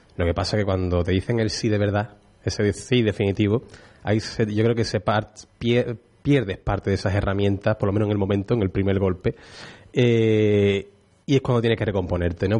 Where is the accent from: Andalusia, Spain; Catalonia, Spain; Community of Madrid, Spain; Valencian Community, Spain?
Andalusia, Spain; Utrera; a mí como utrerano, como cofrade, a lo que me dedico y para poder poner en valor la, Semana Santa de mi pueblo